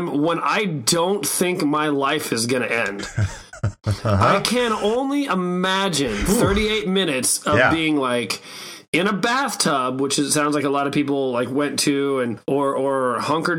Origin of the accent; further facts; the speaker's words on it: Omaha, Nebraska, United States; I grew up in Omaha, Nebraska